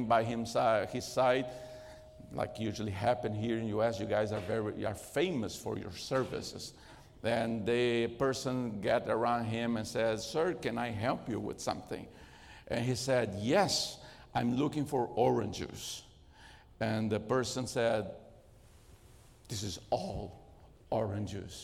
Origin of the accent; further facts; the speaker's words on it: Brazil; English is a second language; moved away; Since I was raised in Brazil, I'm not Brazilian by birth, but I was raised in Brazil